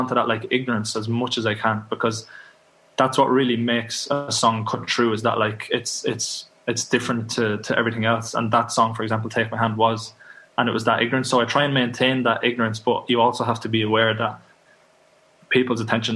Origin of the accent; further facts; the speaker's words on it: Kildare, Leinster, Ireland; also born or lived in Dublin; Kildare in Ireland. It's just outside of Dublin, so that's where I come from